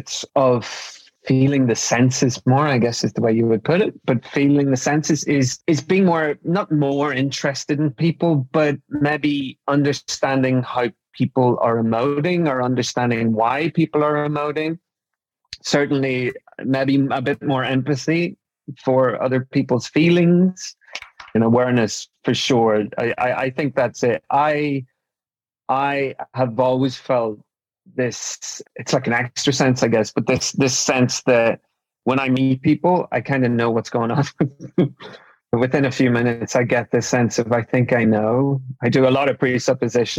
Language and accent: English; Newry, Northern Ireland, United Kingdom; I was brought up in Northern Ireland